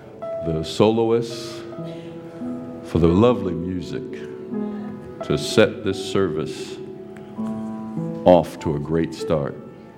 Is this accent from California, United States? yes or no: yes; California, United States; And he and I grew up together in California.